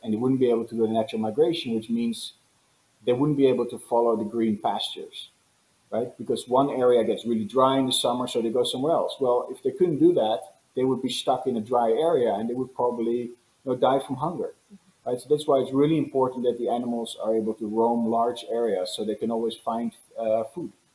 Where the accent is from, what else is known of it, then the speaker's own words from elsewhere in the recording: Netherlands; now in Los Angeles, United States; I was born and raised in the Netherlands